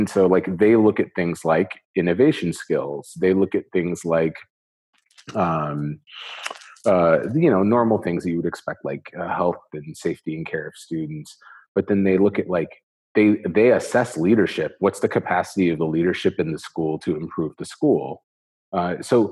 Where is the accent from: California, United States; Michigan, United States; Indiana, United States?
Indiana, United States; Northwest; moved away as an adult; now in Dubai, United Arab Emirates; I'm originally from the Northwest, the region, as they would say, in Indiana